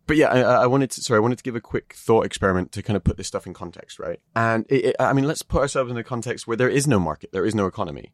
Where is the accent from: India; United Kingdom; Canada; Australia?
United Kingdom